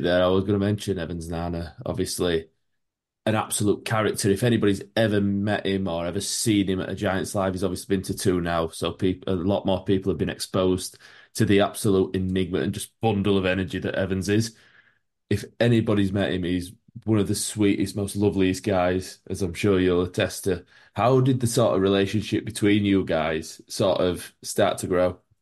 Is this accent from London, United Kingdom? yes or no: no; Yorkshire and the Humber, United Kingdom; I'm from Yorkshire